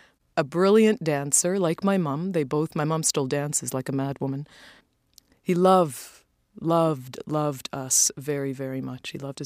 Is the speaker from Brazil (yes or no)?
no; Toronto, Ontario, Canada; It was great growing up in Toronto. We came to Canada in 1969, just before I turned 8 years old